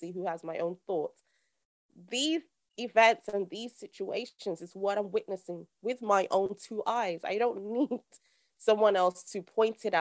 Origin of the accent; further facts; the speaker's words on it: Nigeria; I'm actually Nigerian